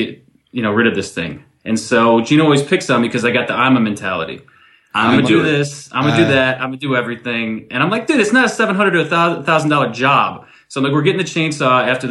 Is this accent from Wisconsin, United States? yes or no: no; Wayland, New York, United States; that's where I grew up. It was very rural